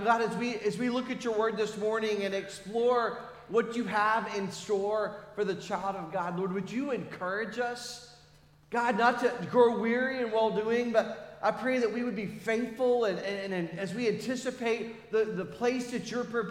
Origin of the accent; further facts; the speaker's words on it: United States; we're American